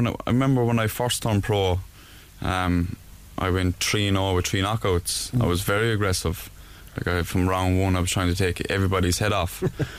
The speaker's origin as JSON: {"language": "English", "town": "Mitchellstown", "region": "Munster", "country": "Ireland", "said": "I come from Mitchellstown"}